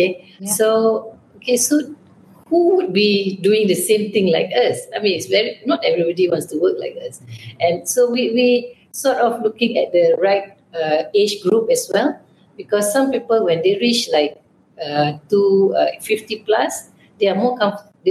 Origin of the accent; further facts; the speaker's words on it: Malaysia; we are Asian, we are Malaysian, you know, so I know how my team back home